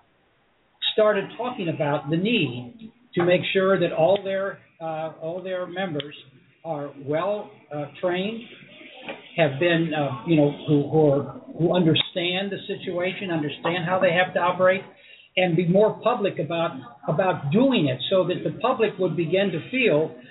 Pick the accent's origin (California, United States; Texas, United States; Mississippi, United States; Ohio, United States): Ohio, United States; Cincinnati; moved away; I grew up in Cincinnati